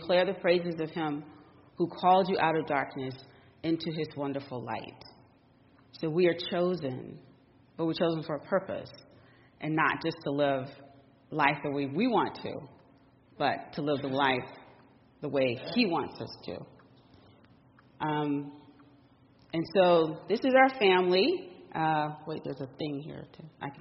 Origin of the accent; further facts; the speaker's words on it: Alabama, United States; moved away as an adult; also born or lived in Washington, D.C.; I'm originally from Alabama